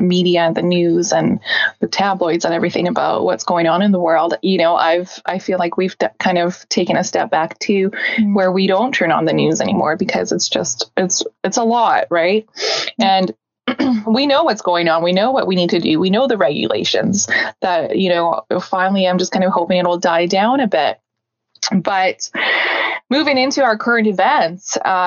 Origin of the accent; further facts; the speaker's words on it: British Columbia, Canada; also born or lived in Siberia, Russia; we're from Canada